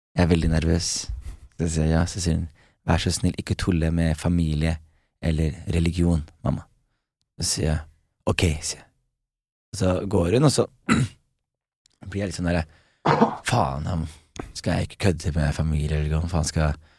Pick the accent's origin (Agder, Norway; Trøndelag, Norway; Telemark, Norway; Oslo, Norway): Telemark, Norway; Skien; moved away as an adult; jeg er hjemme i Skien